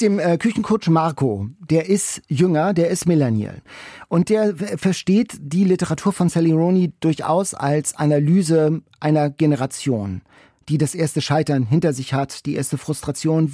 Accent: Lübeck, Schleswig-Holstein, Germany; Ich komme ja aus Lübeck

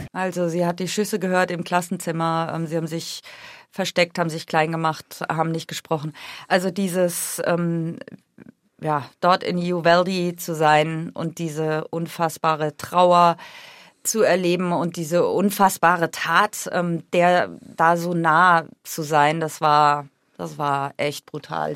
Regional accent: Germany; moved away as an adult; now in Washington, D.C., United States; ich komme aus Deutschland

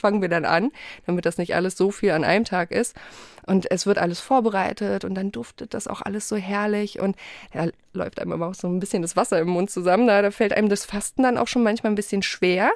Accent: Poland; bei uns in Polen wird an Heiligabend so richtig aufgetafelt

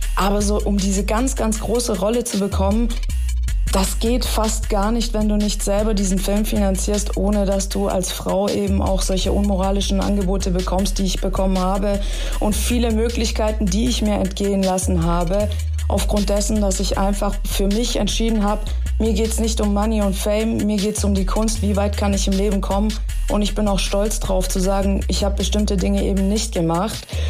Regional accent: Stuttgart, Baden-Württemberg, Germany; also born or lived in Tehran, Iran / Los Angeles; Ich bin übrigens in Teheran geboren, ich bin mit drei Jahren dann nach Stuttgart gekommen.

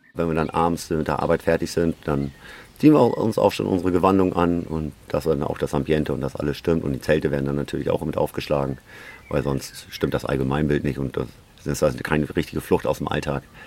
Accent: Schleswig-Holstein, Germany; die Schlei, das ist mein Geburtsort

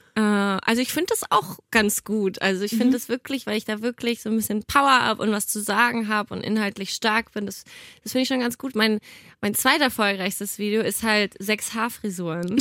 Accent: Nuremberg, Bavaria, Germany; now in Cologne, Germany; ich komme ja ursprünglich aus Nürnberg

